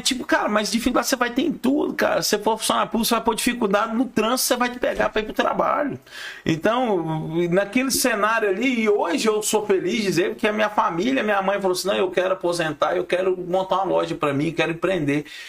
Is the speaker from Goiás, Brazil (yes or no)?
yes; Goiás, Brazil; Eu sou consultor, sou goiano, pé rachado